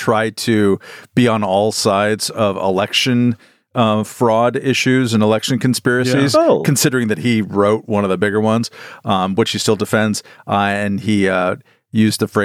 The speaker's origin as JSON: {"language": "English", "region": "California", "country": "United States", "said": "I'm from California"}